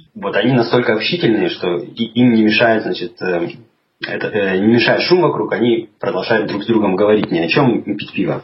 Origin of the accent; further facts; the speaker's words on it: Chelyabinsk, Chelyabinsk Oblast, Russia; moved away as an adult; now in London, United Kingdom; сам я из России, из Урала. Родился я в городе Челябинске, и прожил там всю свою сознательную молодость до, до 28 лет, наверное